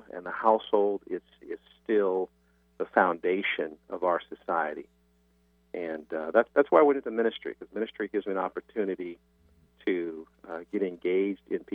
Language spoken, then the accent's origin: English; Seattle, Washington, United States; also born or lived in Tennessee; I actually grew up in Seattle. I'm originally from Tennessee. Our family moved to Seattle when I was 8 years old. And did all my schooling here